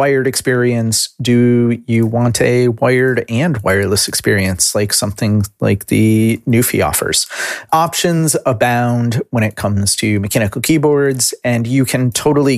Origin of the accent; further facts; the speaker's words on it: United States; as an American